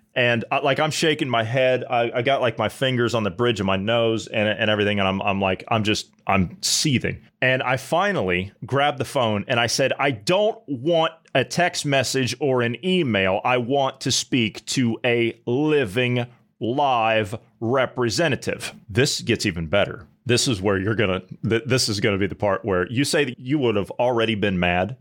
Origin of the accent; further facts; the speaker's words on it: United States; moved away; also born or lived in Europe; I, as an American citizen